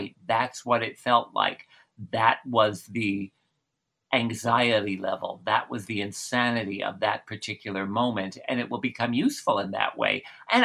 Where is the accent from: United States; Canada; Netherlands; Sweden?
United States; New Jersey; I grew up in New Jersey